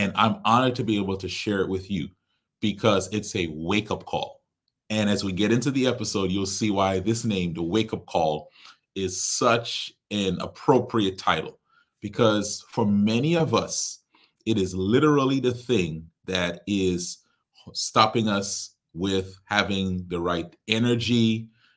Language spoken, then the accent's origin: English; Trinidad & Tobago; I am from Trinidad.